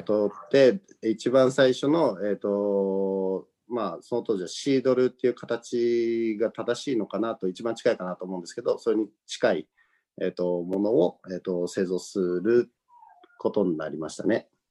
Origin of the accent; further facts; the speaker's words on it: Nagano, Japan; moved away as an adult; also born or lived in Tokyo; 東京から離れて地元の長野に戻ってくる